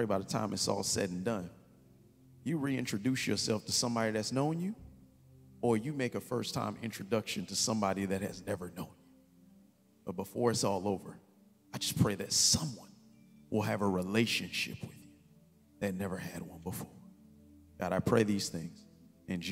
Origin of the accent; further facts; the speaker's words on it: Kansas City, United States; I'm from Kansas City